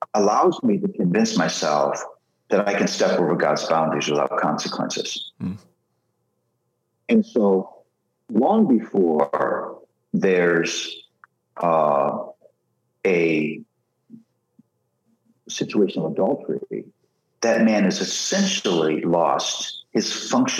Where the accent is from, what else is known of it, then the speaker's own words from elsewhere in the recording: Philadelphia, Pennsylvania, United States; I'm from Philly